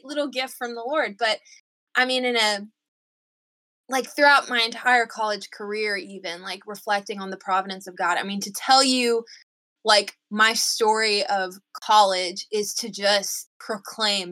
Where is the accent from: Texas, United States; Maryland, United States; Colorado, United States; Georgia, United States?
Georgia, United States; moved away; I'm from Georgia